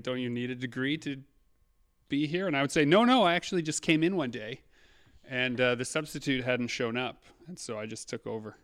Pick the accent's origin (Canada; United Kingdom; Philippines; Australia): Canada; Saint Germain, Manitoba; I grew up in Saint Germain, Manitoba, just outside of Winnipeg